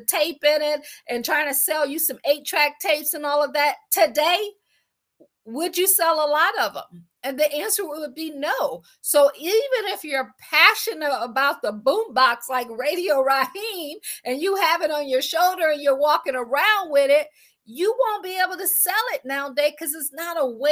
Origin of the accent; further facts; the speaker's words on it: Akron, Ohio, United States; I am from Akron, Ohio